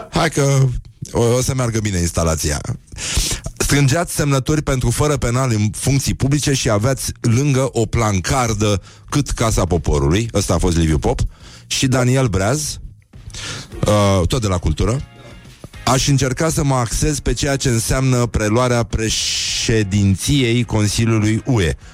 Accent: Greece; Nu îmi place nici muzica grecească, deși sunt grec, o urăsc, mă scoate din minți, m-a terminat aia că în copilărie.

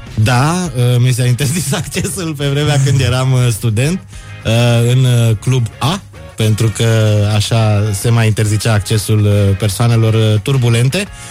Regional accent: Bucharest, Romania; Eu sunt din București

